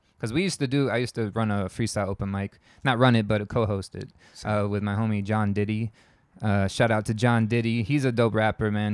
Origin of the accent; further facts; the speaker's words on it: Tampa, Florida, United States; moved away as an adult; I'm from Tampa, Florida. Originally, I moved here about a year and a half ago